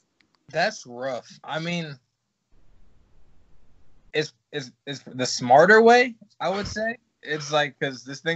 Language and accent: English; Virginia, United States; I came from Virginia, and I was kind of – like, there were gyms that I went to, you know.